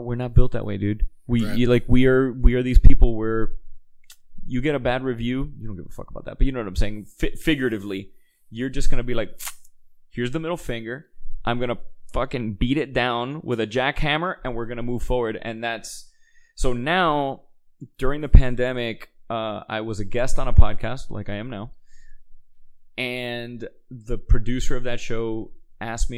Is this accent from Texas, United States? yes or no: no; Miami, Florida, United States; moved away; a kid from Miami, with the upbringing I had